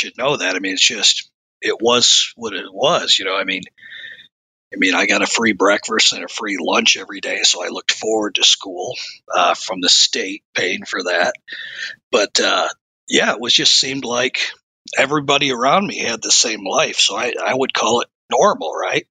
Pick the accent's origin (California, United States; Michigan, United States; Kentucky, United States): Michigan, United States; Flint; I was born in Flint, Michigan